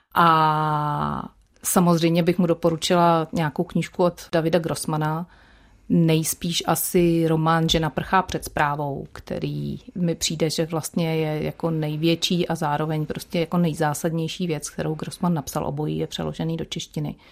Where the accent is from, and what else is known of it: Czechia